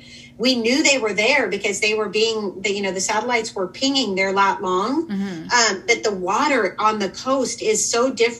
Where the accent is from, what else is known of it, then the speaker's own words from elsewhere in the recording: California, United States; now in Washington, United States; we Washingtonians, I'm formerly a Californian and always probably will be at heart